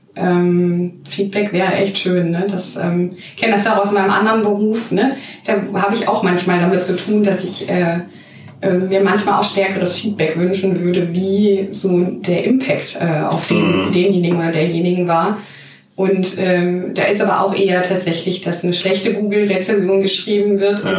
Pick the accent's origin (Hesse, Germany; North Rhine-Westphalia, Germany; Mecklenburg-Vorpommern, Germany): Hesse, Germany; Hanau; now in Mainz, Germany; ich komme nicht aus Mannheim. Ich bin gebürtig aus Hanau.